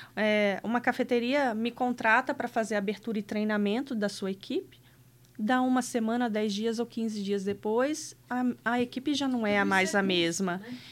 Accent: Rio de Janeiro, Brazil; moved away as an adult; also born or lived in Piracicaba; Eu sou original do Rio de Janeiro. É, minha família ainda mora lá. É, mas eu me casei nova, tinha 19 anos e vim morar aqui para Piracicaba

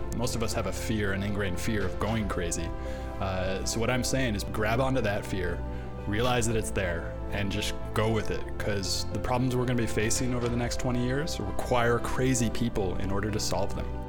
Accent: Redwood City, California, United States; I grew up in San Francisco. I grew up in Redwood City actually, so in the peninsula.

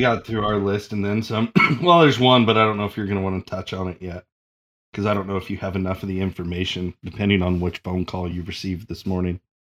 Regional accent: Oregon, United States; I'm from Oregon

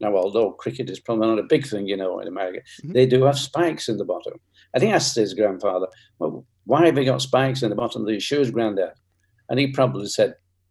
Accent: Bolton, North West England, United Kingdom; I was born in Bolton, that's in Lancashire, in England, which is near Manchester

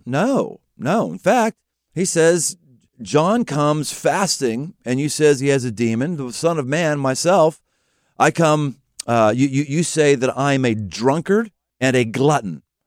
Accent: Pittsburgh, Pennsylvania, United States; moved away; I came from Pittsburgh

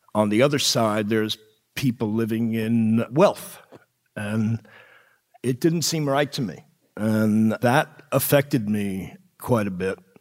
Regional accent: Long Island, New York, United States; I grew up on Long Island.

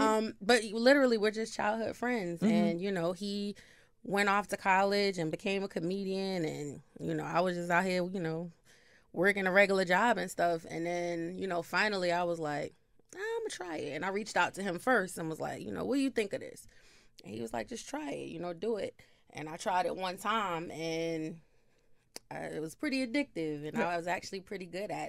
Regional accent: New Jersey, United States; Yes, born and raised in Jersey.

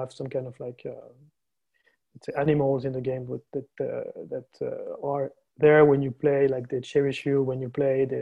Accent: France; also born or lived in Barcelona, Spain; I'm from France, currently based in Paris

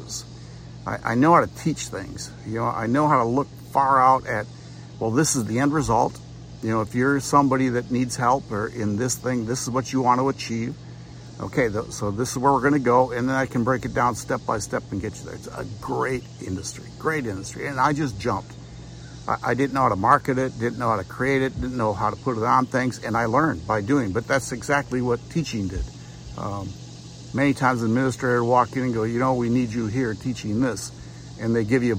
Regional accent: Wisconsin, United States; Nancy and I grew up in Wisconsin, and I lived on a lake

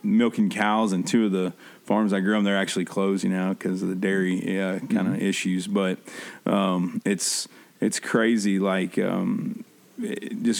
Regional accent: Midwest, United States; We grew up here in the Midwest

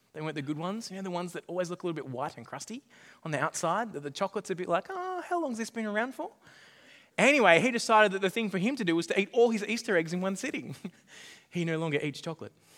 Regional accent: Australia; my background as, as an Australian

